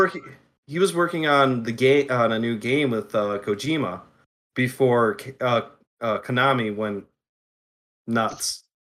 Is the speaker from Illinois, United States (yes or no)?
no; Southeast Michigan, United States; I grew up in Southeast Michigan.